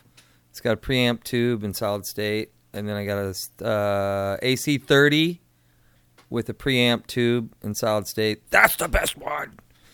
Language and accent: English; Sioux City, Iowa, United States; So I'm from Sioux City, Iowa, and so is Tommy. Tommy grew up on 2740 Clark Street, and I was on like 34th and Douglas